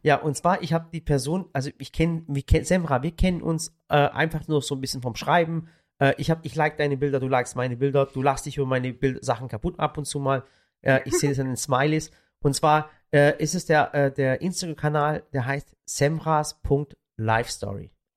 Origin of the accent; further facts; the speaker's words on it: Swabian Jura, Baden-Württemberg, Germany; von der Schwäbischen Alb, da wo ich auch herkomme